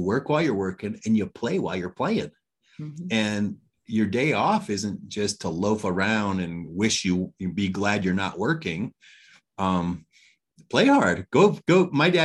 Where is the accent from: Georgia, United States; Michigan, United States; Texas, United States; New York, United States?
Michigan, United States; Detroit; moved away; I'm from Detroit, Michigan, originally